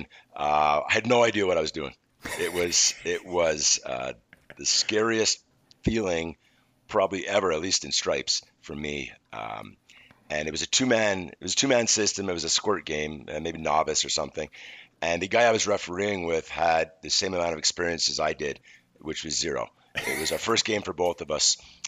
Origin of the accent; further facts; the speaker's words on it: Montreal, Quebec, Canada; growing up in Montreal was fantastic. I was fortunate enough to learn a second language